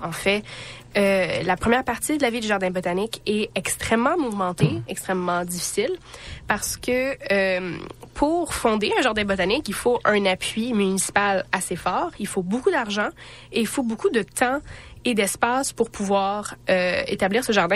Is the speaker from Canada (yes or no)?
yes; Radun, Quebec, Canada; le village où je viens, Radun, parce que je dois mentionner Radun à chaque fois que je viens, est une zone 3